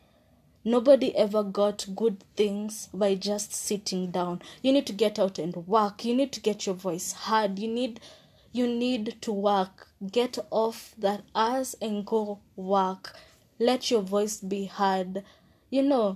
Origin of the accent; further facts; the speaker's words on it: Kenya; as a Kenyan